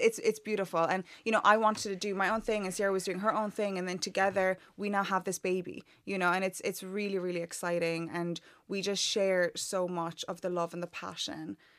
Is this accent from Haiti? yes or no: no; Ireland; accent: Irish; moved away as an adult; now in London, United Kingdom; I grew up in Ireland my whole life